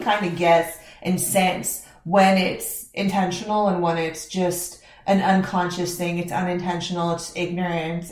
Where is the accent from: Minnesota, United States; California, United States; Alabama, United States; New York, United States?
California, United States; Fresno; I grew up in Fresno, California